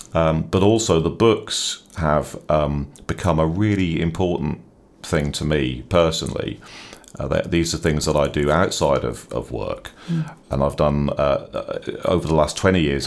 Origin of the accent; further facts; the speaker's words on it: Norwich, East of England, United Kingdom; also born or lived in Dublin, Ireland; I'm from Norwich, so I'm a native of the, of the city